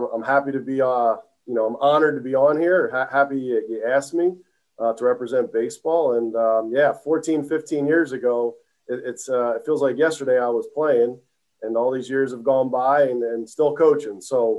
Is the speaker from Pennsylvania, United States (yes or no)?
yes; Philadelphia, Pennsylvania, United States; also born or lived in South Jersey; I'm from that area. So I was born and raised in Philly, through and through.